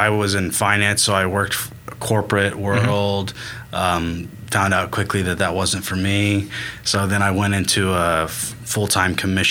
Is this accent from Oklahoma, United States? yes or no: yes; Mustang, Oklahoma, United States; also born or lived in Tulsa, Oklahoma; Yep, I was born in Mustang. Uh-huh. So lived here, lived in Tulsa for a few years, but lived in the city all my life.